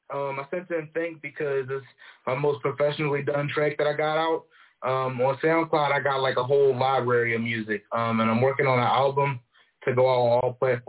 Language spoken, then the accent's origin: English; Philadelphia, Pennsylvania, United States; I'm from West Philly.